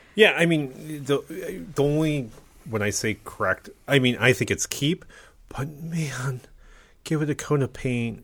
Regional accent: Ohio, United States; born and raised in Ohio

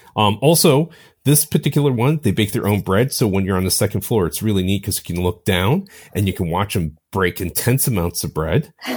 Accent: Ohio, United States; I grew up in Ohio

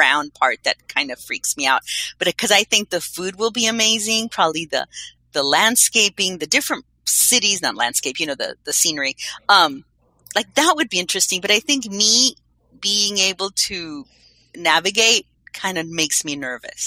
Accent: Colombia; I'm from Colombia

